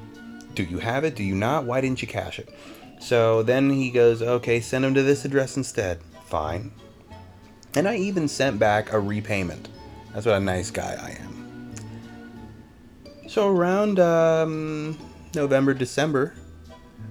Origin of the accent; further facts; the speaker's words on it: Virginia, United States; moved away; I'm from Virginia